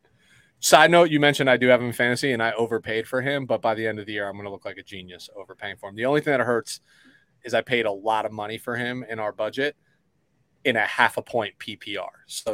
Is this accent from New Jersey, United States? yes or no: yes; Red Bank, New Jersey, United States; born or raised there